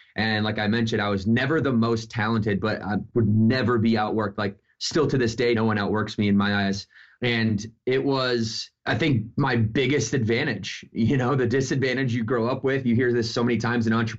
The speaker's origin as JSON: {"language": "English", "town": "Battle Creek", "region": "Michigan", "country": "United States", "tie": "born or raised there", "said": "I grew up in Battle Creek, Michigan"}